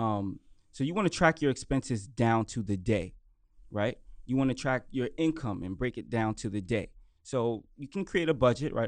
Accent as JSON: {"language": "English", "town": "New York City", "region": "New York", "country": "United States", "said": "I'm from Brooklyn, New York"}